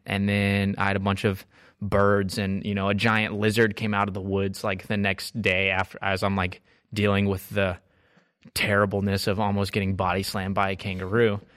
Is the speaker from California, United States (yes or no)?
no; Texas, United States; now in Marietta, Georgia, United States; I'm from Texas